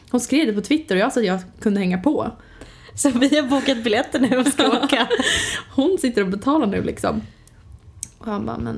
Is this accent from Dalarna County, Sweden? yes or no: no; Östergötland, Sweden; accent: Östgöta dialect; Ja du har väldigt mycket dialekt. Ja. Öst, vad säger man? Öst, öst, öst, östgötska. Östgötska säger man väl?